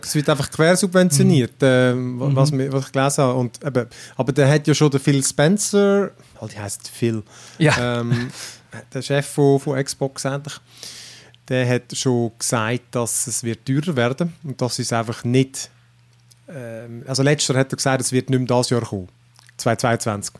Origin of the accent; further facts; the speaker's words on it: Switzerland; bei uns in der Schweiz